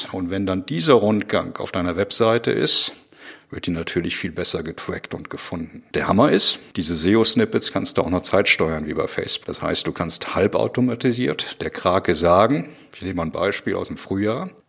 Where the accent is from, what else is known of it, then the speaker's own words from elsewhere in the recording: Krefeld, North Rhine-Westphalia, Germany; born there; Ja, ich bin Baujahr 65 in Krefeld geboren